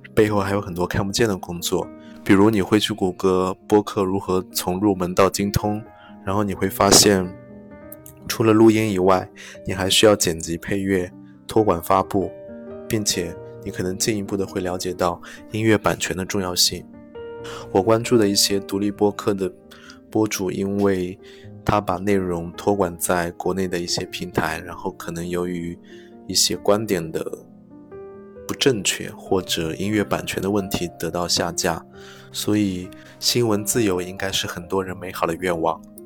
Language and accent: Chinese; Ningbo, Zhejiang, China; accent: Ningbo dialect; 我们宁波话